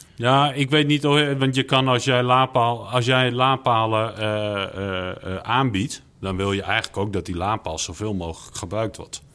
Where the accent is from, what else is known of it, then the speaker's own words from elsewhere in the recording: Netherlands; wij als Nederlander